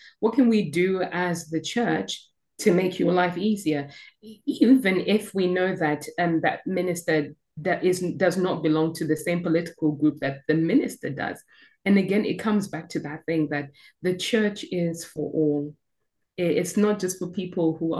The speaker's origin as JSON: {"language": "English", "country": "Zimbabwe", "tie": "born or raised there", "moved": "yes", "lives_now": "United Kingdom", "said": "I'm from Zimbabwe, born and bred"}